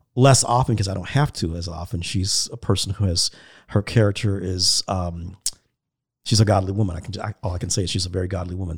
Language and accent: English; United States; as American Christians